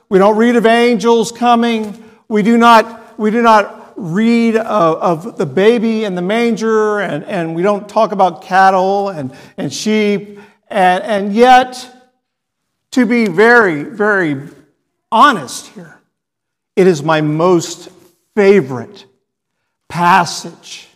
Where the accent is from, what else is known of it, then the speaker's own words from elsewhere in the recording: Texas, United States; I'm a Texan